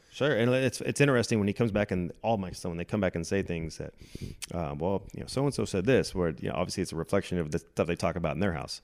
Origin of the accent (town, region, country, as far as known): California, United States; born or raised there; moved away as an adult; now in Dallas, United States